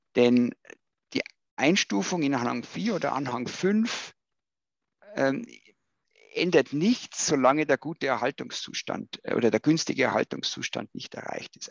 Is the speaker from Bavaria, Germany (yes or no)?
yes; Bavaria, Germany; als äh, Bayer